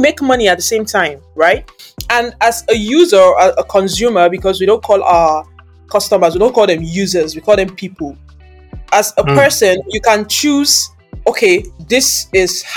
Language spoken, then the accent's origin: English; Anambra, Nigeria; I'm from the eastern part of the world. It's a part of Nigeria. I'm from Anambra State.